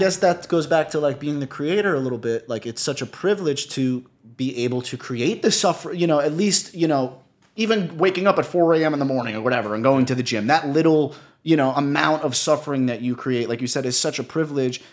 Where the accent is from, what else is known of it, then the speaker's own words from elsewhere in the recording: New York City, New York, United States; I come from New York.